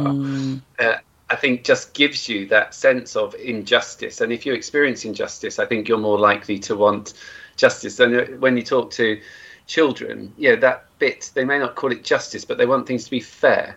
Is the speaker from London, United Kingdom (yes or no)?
no; Cornwall, South West England, United Kingdom; I grew up in Cornwall uh, in the 70s and 80s.